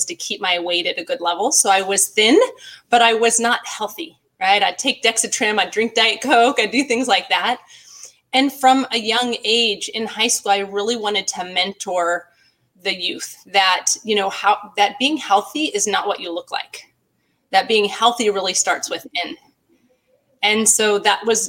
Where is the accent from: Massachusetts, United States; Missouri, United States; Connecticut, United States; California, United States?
California, United States; Glendora; I live in Glendora, California, and lived in this area for my whole life